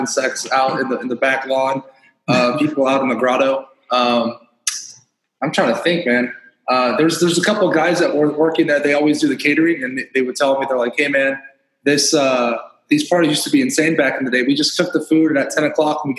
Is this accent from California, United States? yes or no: yes; Southern California, United States; now in Miami, United States; I grew up in California, in Southern California